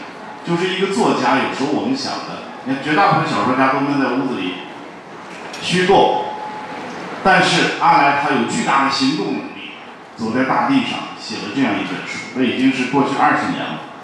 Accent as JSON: {"language": "Chinese", "region": "Xinjiang", "country": "China", "tie": "born or raised there", "moved": "yes", "said": "我在新疆出生长大的，我就又跑到新疆去了，借机回趟老家"}